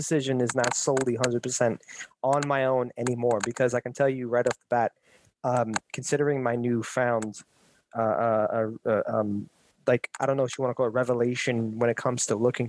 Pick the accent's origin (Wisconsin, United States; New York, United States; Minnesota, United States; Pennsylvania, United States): New York, United States; New York City; Again, I was born and raised here in Brooklyn, New York.